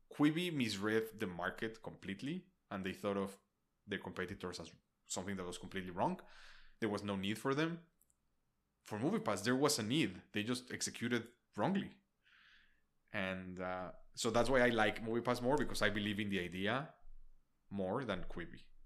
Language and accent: English; Mexico City, Mexico; now in United States; I'm from Mexico City